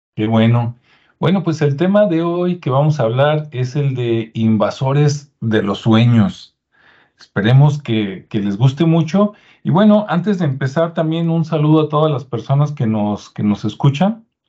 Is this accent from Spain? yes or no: no; Mexico; los que somos mexicanos